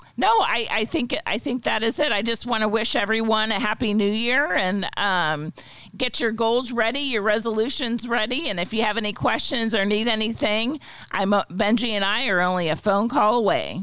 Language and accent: English; Pittsburgh, Pennsylvania, United States; moved away as an adult; also born or lived in Alabama / Germany; now in Edwardsville, United States; originally I'm from uh, near Pittsburgh, Pennsylvania. Grew up there